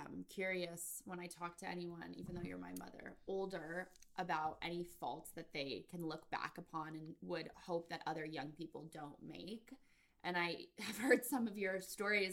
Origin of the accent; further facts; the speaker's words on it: Connecticut, United States; I'm from Connecticut